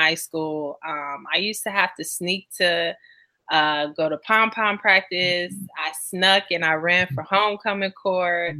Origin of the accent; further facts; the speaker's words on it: Chicago, Illinois, United States; growing up in Chicago